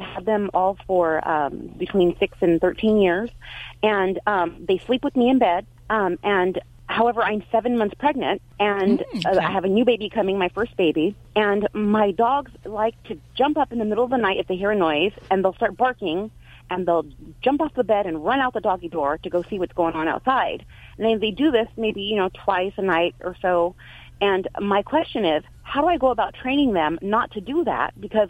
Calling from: Biola, California, United States; From Biola, California.

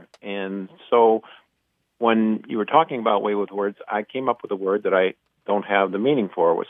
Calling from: Iron Mountain, Michigan, United States; Iron Mountain, Michigan.

